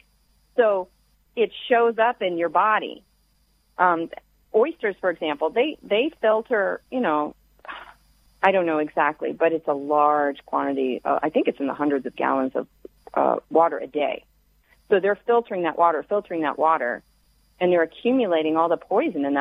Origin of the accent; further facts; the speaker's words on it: the South, United States; I grew up in the South